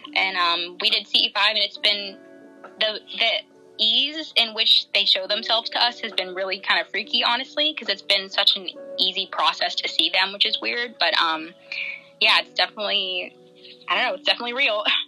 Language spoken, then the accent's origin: English; Virginia Beach, Virginia, United States; now in South Texas, United States; I'm originally from Virginia Beach, Virginia